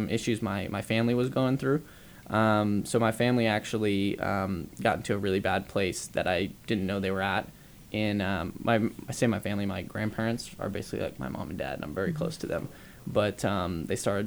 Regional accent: Dallas, Texas, United States; moved away as an adult; also born or lived in Lubbock, Texas; Dallas, Texas. We're from Dallas, Texas.

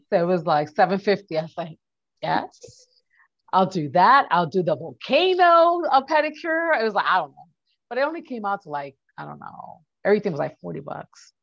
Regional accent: New York City, New York, United States; moved away

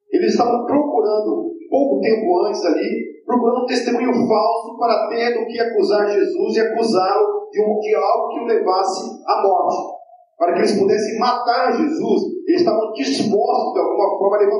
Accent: Brazil; eu sou brasileiro. Né? Descendente de português, no máximo, não tem, ah, que eu saiba que tem uma descendência judaica e, muito menos levítica.

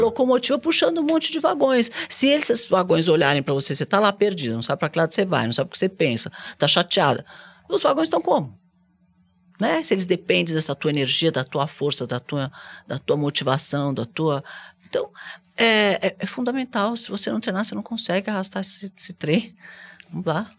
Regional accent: Brazil; eu sou brasileira

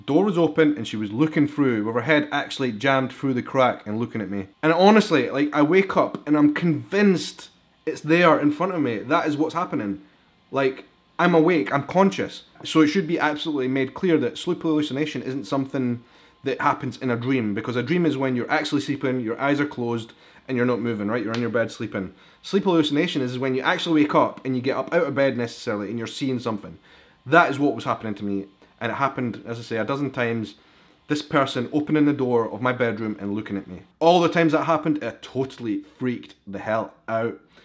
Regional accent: Edinburgh, Scotland, United Kingdom; accent: Scottish; I am a vlogger from Edinburgh in Scotland.

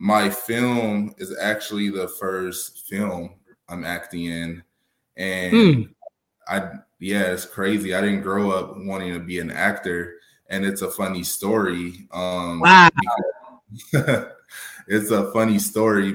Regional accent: Arizona, United States; also born or lived in California; I'm originally from California, basically Arizona. I've been out here since I was six. So I've been out here longer than out there. So I'm an Arizona native

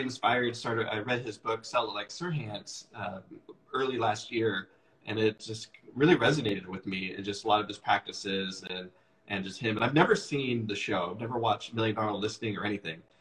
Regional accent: Issaquah, Washington, United States; also born or lived in Seattle / Renton / Bellevue; I grew up out here. I grew up out in Issaquah and uh, moved to Seattle when I turned 18 and have lived there pretty much ever since

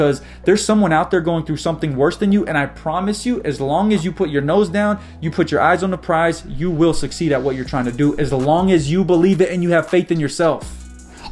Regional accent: United States; I was born in America

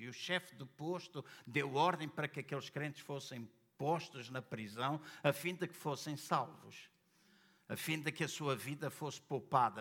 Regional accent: Angola; now in Portugal; Eu nasci em Angola

